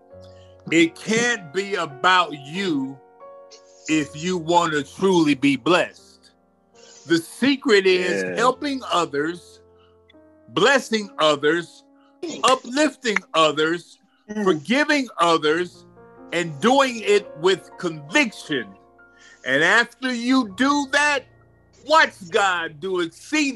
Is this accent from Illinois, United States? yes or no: yes; Chicago, Illinois, United States; being born and raised in Chicago